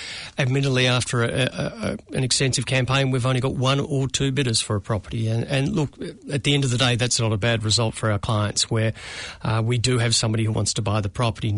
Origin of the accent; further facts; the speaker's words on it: Melbourne, Victoria, Australia; moved away as an adult; now in Auckland, New Zealand; as a Melbourne boy